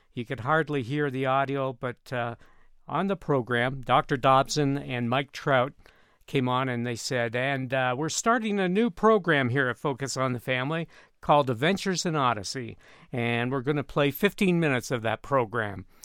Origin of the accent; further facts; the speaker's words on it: Canada; moved away as an adult; now in Colorado Springs, United States; I grew up in Canada